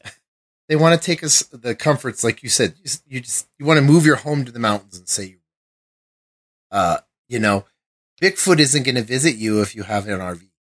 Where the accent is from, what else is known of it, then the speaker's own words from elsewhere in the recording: Colorado, United States; I'm from Colorado.